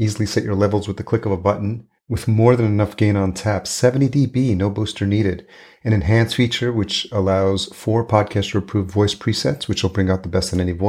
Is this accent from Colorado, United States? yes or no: no; New York, United States; also born or lived in Los Angeles / Atlanta; now in Minneapolis, United States; I grew up in New York